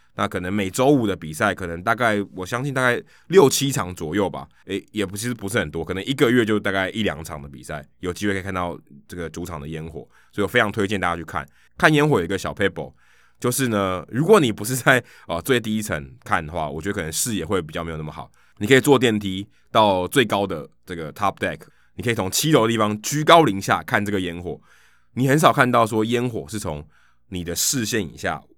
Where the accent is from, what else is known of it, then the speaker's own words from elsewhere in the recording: Taiwan; 我从台湾来